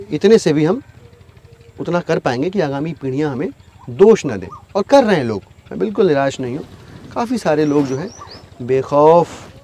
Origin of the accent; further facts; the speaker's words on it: Zamania, Uttar Pradesh, India; now in Delhi, India; मैं अपने गांव की अगर बात करूँ ज़मानिया एक बहुत छोटा सा कस्बा है बनारस